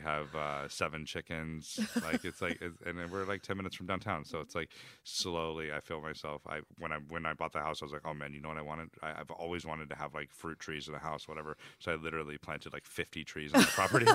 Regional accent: Texas, United States; I was born in Texas

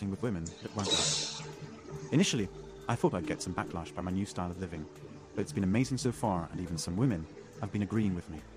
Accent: California, United States; born there; I was born in California, and I'm still living here.

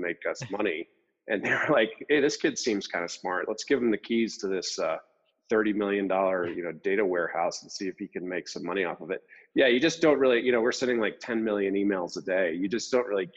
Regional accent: East Coast, United States; moved away as an adult; also born or lived in Salt Lake City, Utah; I'm actually from the East Coast

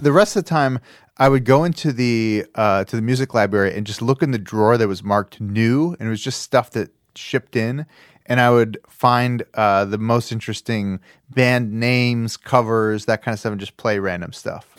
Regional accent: Chicago, Illinois, United States; I grew up in Chicago

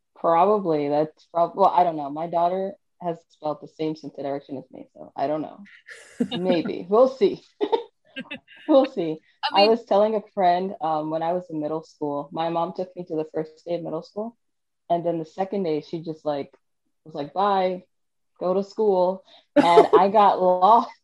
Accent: New York City, New York, United States; moved away as an adult; also born or lived in Virginia; I was born and raised in New York City

